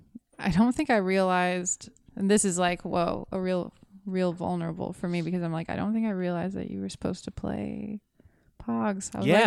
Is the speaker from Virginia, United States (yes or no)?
no; Florida, United States; moved away; We're from Florida